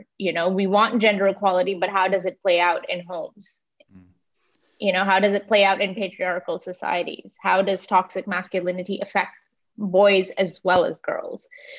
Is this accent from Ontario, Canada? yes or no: yes; Toronto, Ontario, Canada; also born or lived in India / Dubai, United Arab Emirates; now in New York, United States; I was born in India and I grew up between Dubai and Toronto, and I did my undergrad in Toronto in journalism from the University of Toronto.